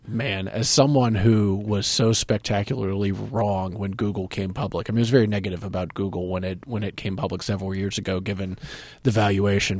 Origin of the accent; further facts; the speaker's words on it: North Carolina, United States; from North Carolina, where I grew up, and my hometown, my area has about a million people